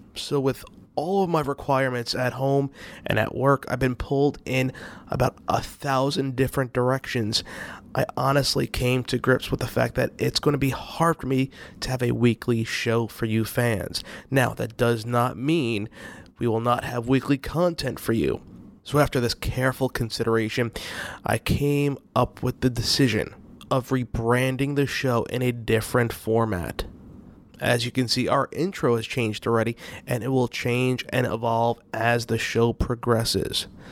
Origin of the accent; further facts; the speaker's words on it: New York, United States; I grew up in New York